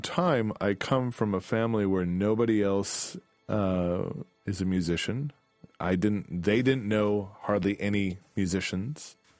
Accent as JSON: {"language": "English", "town": "DeKalb", "region": "Illinois", "country": "United States", "tie": "born or raised there", "said": "I grew up in DeKalb, Illinois."}